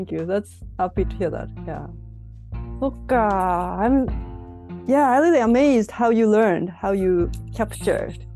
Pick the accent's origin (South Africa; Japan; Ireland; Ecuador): Japan; English is a second language; moved away as an adult; also born or lived in Canada